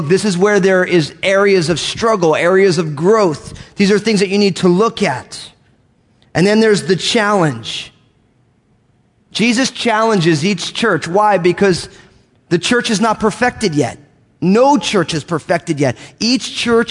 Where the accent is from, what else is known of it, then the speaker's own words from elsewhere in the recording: United States; moved away; I grew up outside of New York